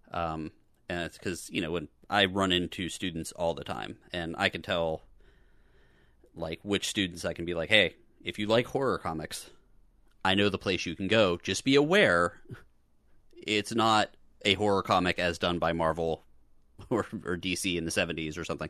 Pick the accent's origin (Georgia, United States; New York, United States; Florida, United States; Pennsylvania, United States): Florida, United States; Boca Raton; I was growing up in Boca, which was, is suburban and pink